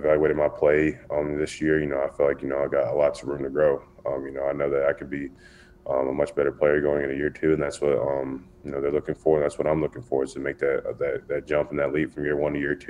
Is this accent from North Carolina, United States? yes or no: yes; Wilmington, North Carolina, United States; also born or lived in Charlotte, North Carolina; from Wilmington, North Carolina, and Charlotte's where I went to school